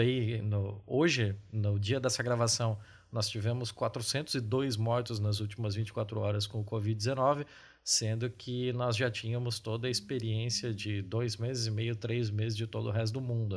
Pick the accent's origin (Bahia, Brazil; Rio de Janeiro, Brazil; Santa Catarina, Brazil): Santa Catarina, Brazil; aqui da minha região, eu sou de Santa Catarina